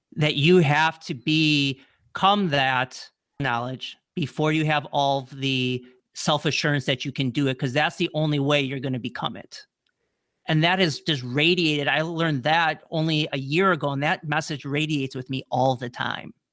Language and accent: English; Wisconsin, United States; moved away as an adult; also born or lived in New Orleans; I'm from Wisconsin, I moved to New Orleans